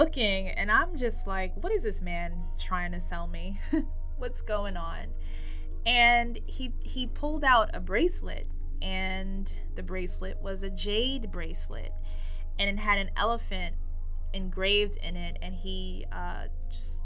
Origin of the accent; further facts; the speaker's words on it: New York, United States; I am born and raised in New York.